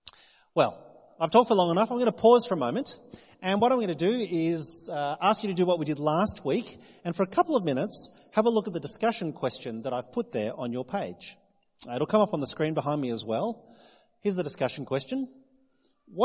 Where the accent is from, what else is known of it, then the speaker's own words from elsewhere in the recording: New South Wales, Australia; now in South Australia, Australia; Most of you know that I'm not from South Australia. I moved here 18 years ago from New South Wales.